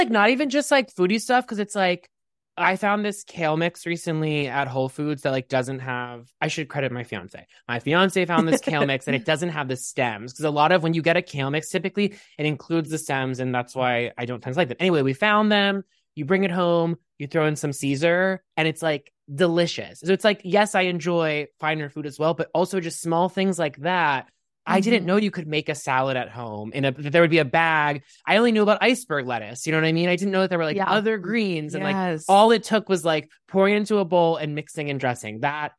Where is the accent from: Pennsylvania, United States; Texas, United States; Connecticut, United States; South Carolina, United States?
Pennsylvania, United States; Pittsburgh; I grew up in Pittsburgh, Pennsylvania.